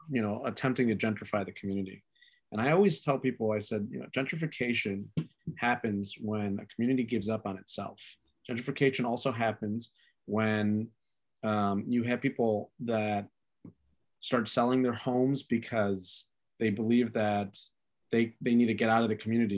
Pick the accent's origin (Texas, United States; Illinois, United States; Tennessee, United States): Illinois, United States; Chicago; also born or lived in Archer Heights, Chicago; I wasn't born in Little Village, but I was raised in Little Village.